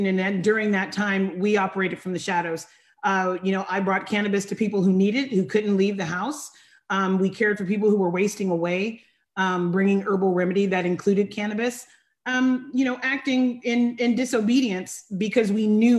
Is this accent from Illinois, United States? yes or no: no; Sacramento area, Northern California, United States; I am from Northern California